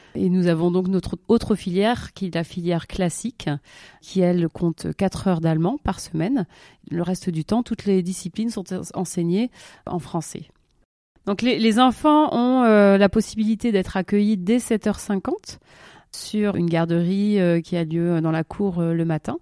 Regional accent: Toulouse, Occitania, France; moved away as an adult; also born or lived in Montpellier / Paris; now in Zurich, Switzerland; je viens donc du sud-ouest de la France

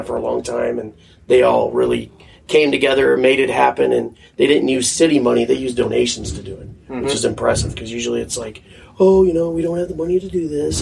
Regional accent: Fort Myers, Florida, United States; moved away; also born or lived in Chicago; growing up in Florida

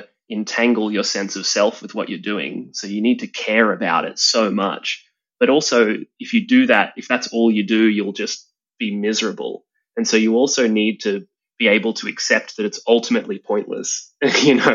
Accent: Australia; I'm an Australian entrepreneur

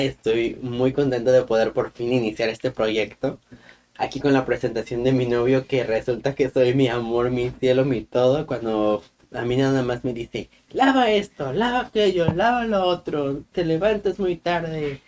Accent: Guanajuato, Mexico; moved away; yo soy de Guanajuato, de un lugar muy bonito en Guanajuato.

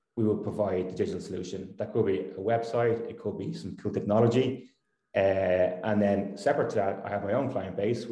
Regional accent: Dublin, Leinster, Ireland; I grew up in Dublin in Permastown

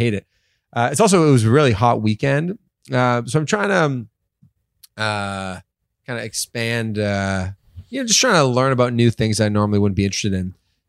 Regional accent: Toronto, Ontario, Canada; I grew up in Toronto.

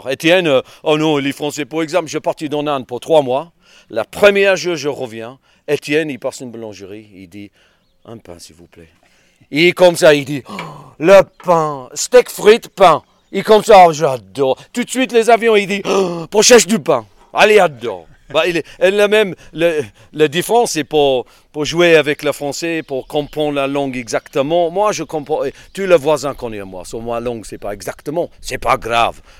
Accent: England, United Kingdom; French is a second language; now in France; Le problème avec les anglais, pas juste les anglais, c'est parce que je suis anglais.

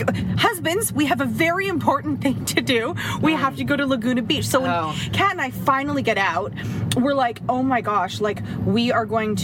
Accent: Toronto, Ontario, Canada; we're from Toronto.

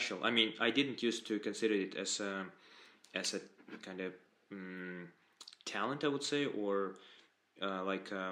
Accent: Dagestan, Russia; English is a second language; moved away; I'm from Russia, but I was born in the Republic of Dagestan

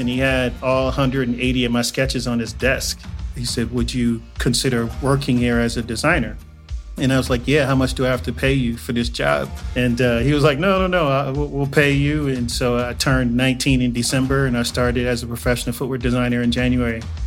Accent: Inglewood, California, United States; also born or lived in Joliet, Illinois; I am originally from Joliet, Illinois. I was born there, but I moved to Inglewood, California when I was three years old. So I was raised in Inglewood, and so I claim Inglewood

